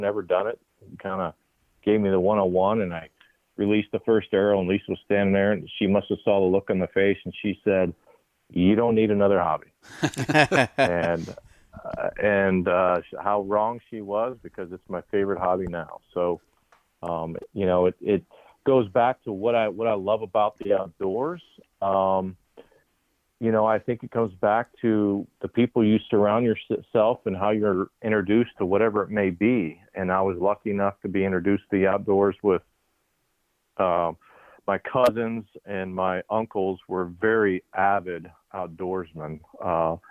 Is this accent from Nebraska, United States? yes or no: yes; Papillion, Nebraska, United States; moved away as an adult; also born or lived in Maryville, Missouri; born and raised in Papillion, Nebraska, which is a suburb of Omaha